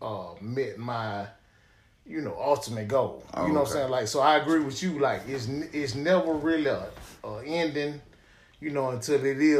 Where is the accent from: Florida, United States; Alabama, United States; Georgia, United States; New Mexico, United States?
Georgia, United States; Decatur; I was a Grady baby, and I grew up in Decatur, Georgia